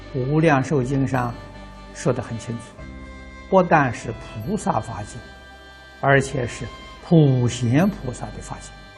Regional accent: China; 我们中国人

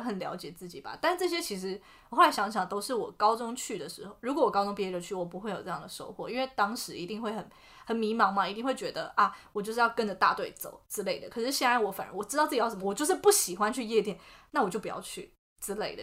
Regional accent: Taiwan; moved away as an adult; also born or lived in United States; 在台湾就是你知道，毕竟整个，呃，什么从小到大的，然后也不是读什么国际学校之类的

